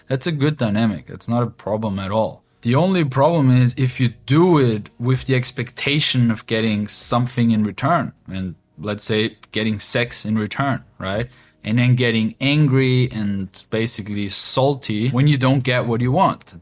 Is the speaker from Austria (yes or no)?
yes; Austria; moved away as an adult; now in Ukraine; growing up in Austria for my whole life and now two years ago moving to the east to Ukraine